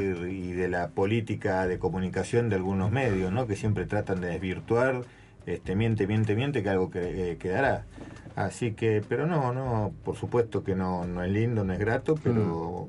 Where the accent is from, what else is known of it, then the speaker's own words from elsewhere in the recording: Capilla del Señor, Buenos Aires Province, Argentina; moved away; also born or lived in Santa Cruz; nací ahí en Capilla del Señor